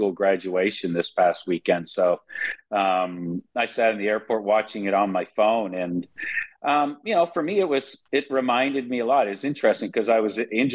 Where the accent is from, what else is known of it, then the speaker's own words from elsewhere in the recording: Canada; as a Canadian